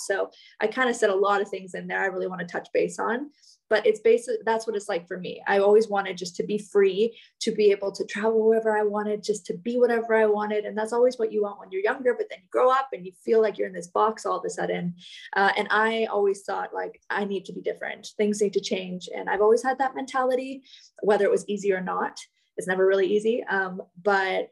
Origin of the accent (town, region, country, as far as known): Canada; now in Indonesia